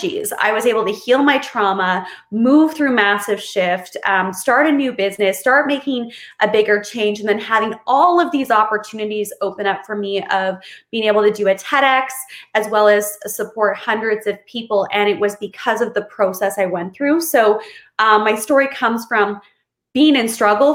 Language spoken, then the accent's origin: English; Kamloops, British Columbia, Canada; moved away; I'm in Kamloops, BC, Canada, which is my hometown that I grew up